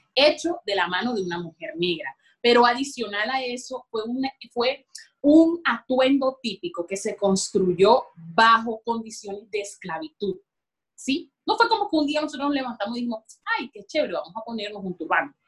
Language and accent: Spanish; La Guajira, Colombia; allá en La Guajira